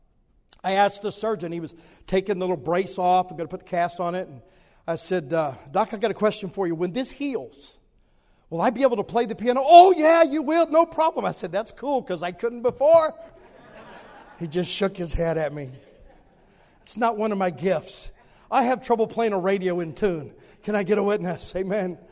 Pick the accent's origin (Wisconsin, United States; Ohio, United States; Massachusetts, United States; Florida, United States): Ohio, United States; southwest; I grew up in Ohio, in southwest Ohio